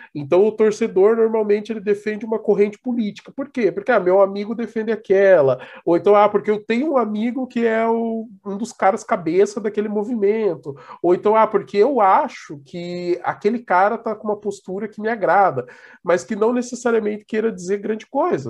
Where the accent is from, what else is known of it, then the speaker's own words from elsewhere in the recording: Brazil; como nós brasileiros